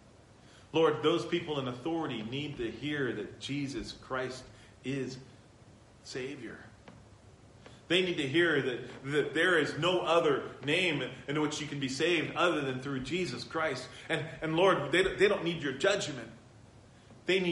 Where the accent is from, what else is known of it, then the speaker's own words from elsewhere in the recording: San Bernardino, California, United States; I was raised in San Bernardino.